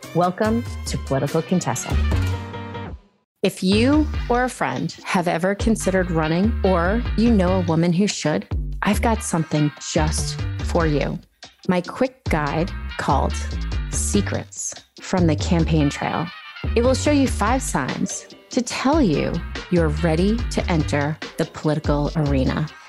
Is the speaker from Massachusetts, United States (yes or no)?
yes; Massachusetts, United States; I'm from Massachusetts